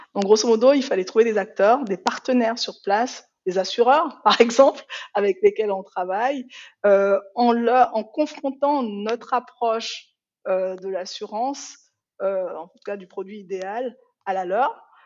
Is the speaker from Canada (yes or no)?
no; Benin; first language Yoruba; French is a second language; moved away as an adult; also born or lived in France; now in Switzerland; J'ai vécu au Bénin hein, toute mon enfance parce que, en fait, je suis née en France.